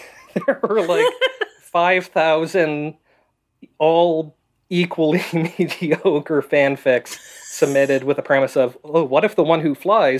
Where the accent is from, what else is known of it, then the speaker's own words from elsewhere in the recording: United States; So, I am an American, and I know that, like, you know, I grew up saying the Pledge of Allegiance every day